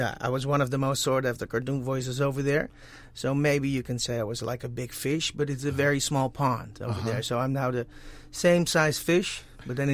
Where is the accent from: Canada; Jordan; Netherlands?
Netherlands; accent: Dutch; English is a second language; moved away as an adult; now in Los Angeles, United States; I came here, this country, because I'm from the Netherlands, in 2007